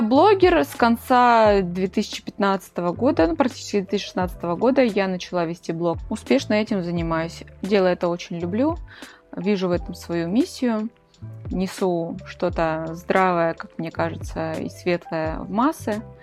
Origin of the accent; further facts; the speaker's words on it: Krasnodar, Krasnodar Krai, Russia; Я из Краснодара